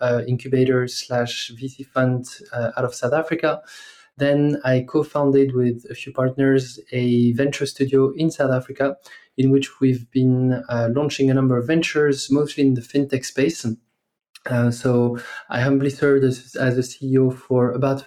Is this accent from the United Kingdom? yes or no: no; France; English is a second language; moved away as an adult; as you might hear from my accent, I'm originally from France. That's where I grew up for the first 20 or so years of my life.